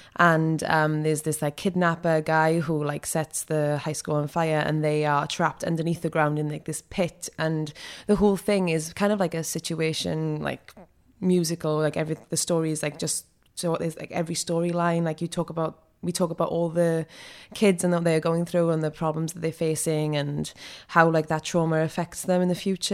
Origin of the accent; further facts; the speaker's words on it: Rhondda Valleys, Wales, United Kingdom; accent: Welsh; moved away as an adult; also born or lived in New York; I'm from the Rhondda Valleys